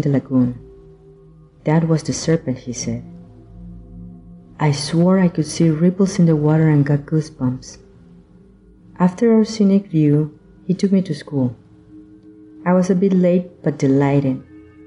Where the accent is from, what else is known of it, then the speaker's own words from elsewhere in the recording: Managua, Nicaragua; moved away as an adult; now in Louisiana, United States; I was born in Nicaragua, Central America, but migrated to the U.S. in my 20s